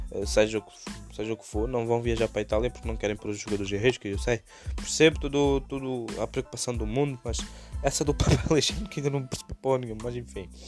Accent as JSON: {"language": "Portuguese", "region": "Madeira", "country": "Portugal", "moved": "yes", "lives_now": "England", "said": "Eh, eu sou da Madeira, mas em 2016 vim para a Inglaterra viver para ter uma vida melhor."}